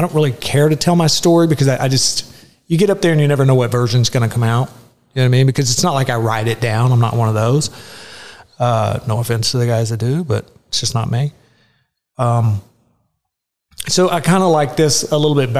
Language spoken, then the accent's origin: English; Garland, Texas, United States; also born or lived in Columbia, South Carolina; So all of my memories are literally right down the street here. My parents moved back and they landed in Garland, Texas.